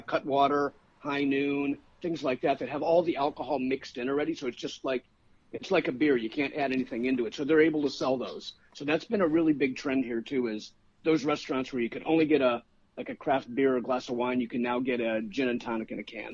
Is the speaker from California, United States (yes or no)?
no; Chicago, Illinois, United States; now in Sarasota, United States; I'm from Chicago originally